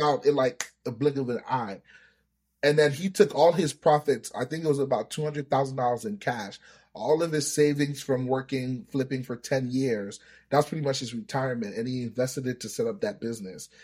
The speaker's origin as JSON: {"language": "English", "country": "United States", "tie": "born or raised there", "also_born_or_lived": "Nigeria", "first_language": "Yoruba", "second_language": "English", "said": "I, I grew up in America. I've been here for twenty years, but my early years were in Nigeria. So I came here when I was seven years old"}